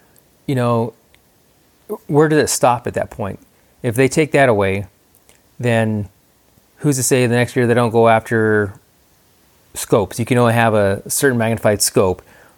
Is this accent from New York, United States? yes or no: no; New Mexico, United States; I was born and raised here in Mexico. A lot of Mexico is blue collar workers.